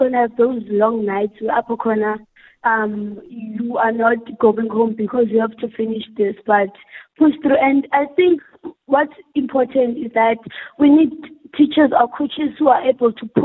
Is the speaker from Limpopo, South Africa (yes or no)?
no; Worcester, Western Cape, South Africa; we are from Zwelethemba. It's a very small community here in Worcester